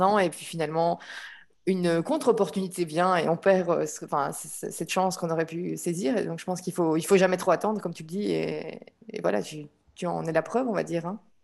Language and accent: French; Belgium; moved away as an adult; also born or lived in Norway / England / Luxembourg; now in Barcelona, Spain; Je suis partie de Belgique en 2013 lors de mon Erasmus en Norvège